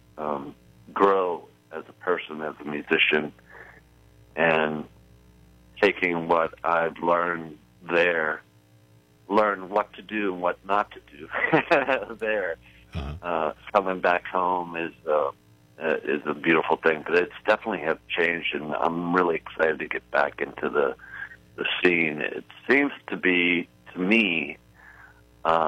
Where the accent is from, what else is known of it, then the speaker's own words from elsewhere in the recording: Pittsburgh, Pennsylvania, United States; moved away as an adult; also born or lived in New Orleans, Louisiana; Yeah, I grew up in Pittsburgh, Pennsylvania. And but for the past 20-some years, I've been living in New Orleans and playing music there. And now I'm back home.